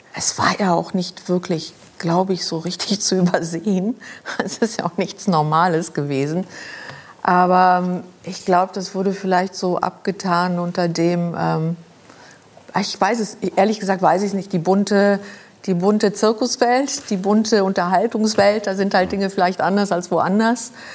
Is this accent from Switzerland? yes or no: no; Luxembourg; moved away; also born or lived in Germany; ich kam aus Luxemburg, ich kam aus einer aus einem Elternhaus